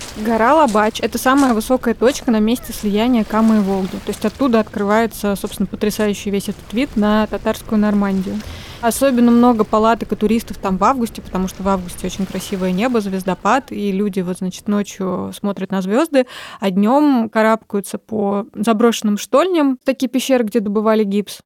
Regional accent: Kazan, Tatarstan, Russia; Я родилась в Казани

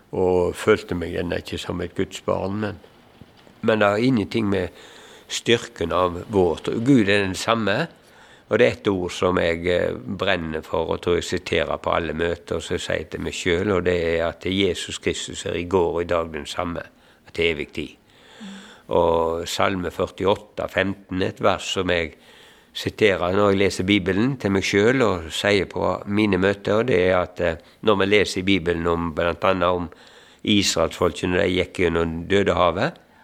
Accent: Eikemo, Norway; moved away; jeg er hjemme på Eikemo

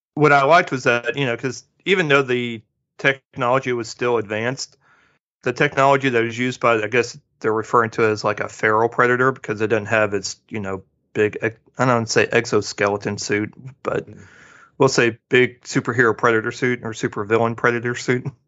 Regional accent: Midwest, United States; growing up in the Midwest

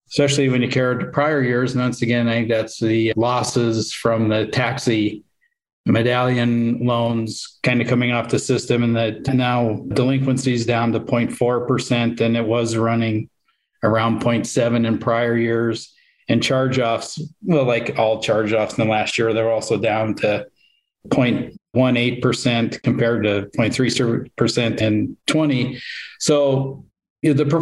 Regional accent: Montana, United States; I would start out as an examiner out here in Montana and quickly had to deal with a couple of failures of small institutions around my hometown

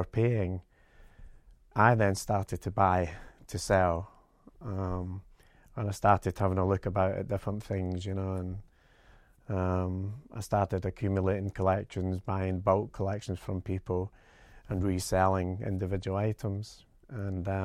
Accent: Glasgow, Scotland, United Kingdom; I was born in Glasgow, which was a big shipbuilding region

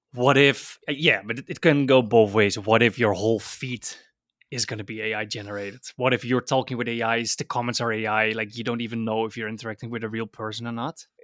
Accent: Netherlands; I'm from Holland.

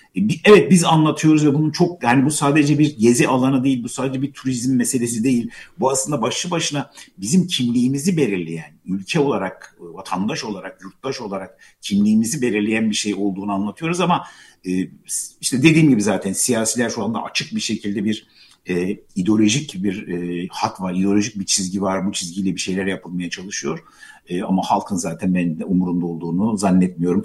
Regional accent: Gaziantep, Turkey; now in Istanbul, Turkey; Gaziantep'te doğdum ben ama e, Gaziantep'te şehirde yaşıyoruz biz. Şehirli bir aileyiz fakat e, dedemin böyle büyük bir bahçesi vardı.

